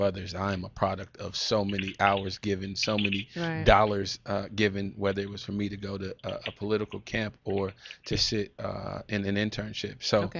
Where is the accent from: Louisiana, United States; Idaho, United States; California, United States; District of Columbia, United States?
California, United States; Pasadena; I grew up with a strong sense of responsibility to the community. You know, I grew up in Pasadena, last school district to integrate in the country.